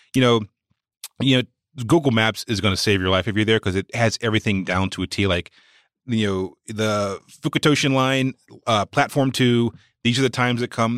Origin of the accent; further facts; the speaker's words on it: Walnut Cove, North Carolina, United States; moved away; my hometown is a place called Walnut Cove, North Carolina